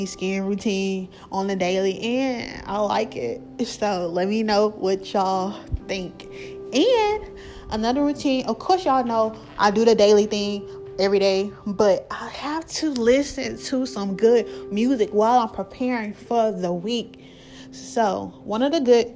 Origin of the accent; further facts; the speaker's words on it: the South, United States; I'm from the South